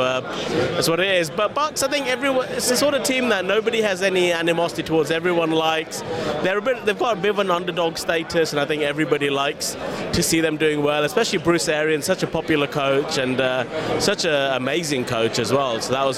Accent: India; And I'm Indian, so even above cricket, right?

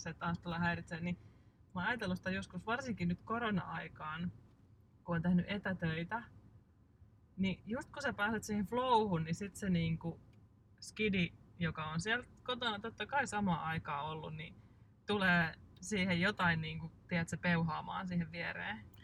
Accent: Hyvinkää, Uusimaa, Finland; also born or lived in Kerava; olemme Hyvinkäältä kotoisin ja meillä on sukulaisia asunut täällä järven päässä, niin nämä on jotenkin semmoisia tuttuja lapsuuden maisemia

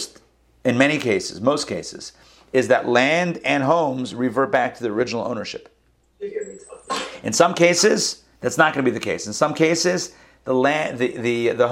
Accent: Israel; moved away; I was born in Israel.

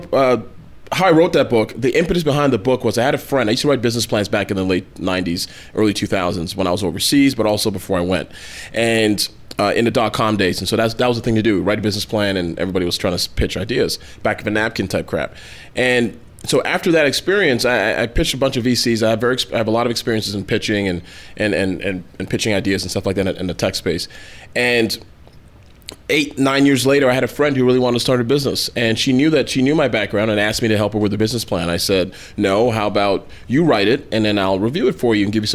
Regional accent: Toronto, Ontario, Canada; now in United States; I was born and raised in Toronto, Canada, to Nigerian parents

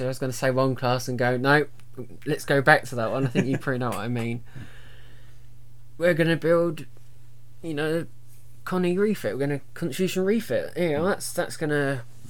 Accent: England, United Kingdom; we're English

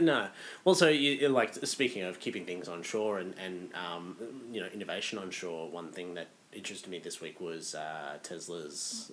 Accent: Australia; as an Australian over there

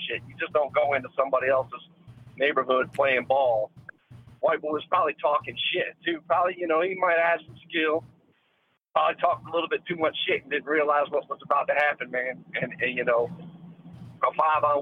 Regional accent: Norfolk, Virginia, United States; I grew up in Norfolk, Virginia.

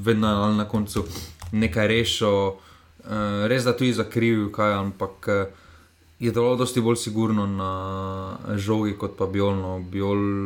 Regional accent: Slovenia; Slovenci smo

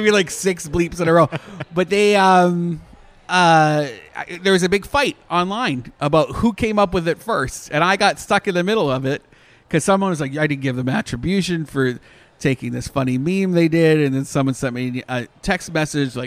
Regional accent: Canada; now in Orlando area, United States; I'm Canadian

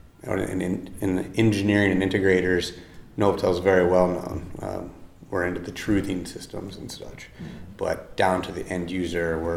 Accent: Iowa City, Iowa, United States; also born or lived in Boone, Iowa; I'm from Iowa. I grew up by Iowa City

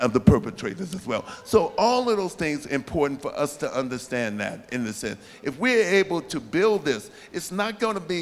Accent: San Francisco, California, United States; also born or lived in Georgia; they were born and raised in San Francisco like I was, and they loved San Francisco.

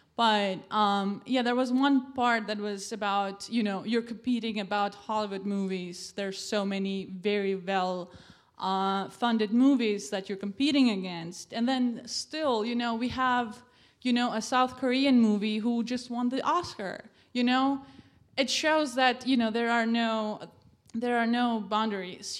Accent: Switzerland; I grew up in Switzerland, and uh, being an Albanian

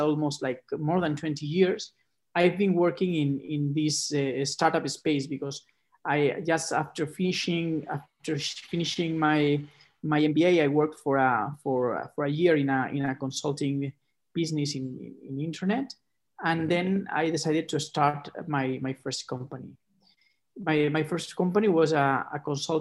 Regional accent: Barcelona, Catalonia, Spain; also born or lived in Chicago; I was born in Barcelona

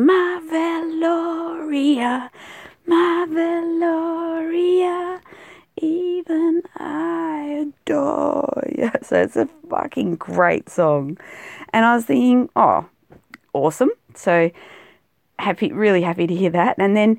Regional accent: South Australia, Australia; used to think, you know, living out in South Australia, particularly South Australia of Australia, we're more British than the Brits

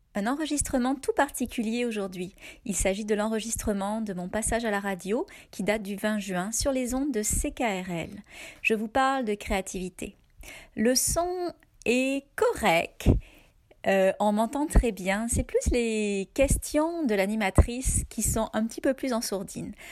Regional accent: France; moved away as an adult; now in Canada

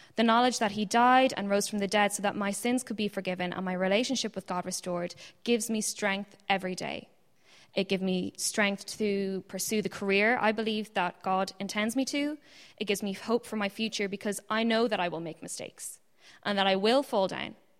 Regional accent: Ireland; also born or lived in Ann Arbor, Michigan, United States; I was born in Ann Arbor, Michigan, and we moved to Ireland when I was five and a half

